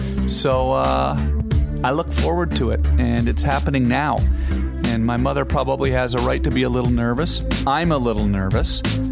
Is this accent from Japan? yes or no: no; Canada; I've spent a lot of time growing up in Canada fishing and living outdoors, canoeing and traveling in the wild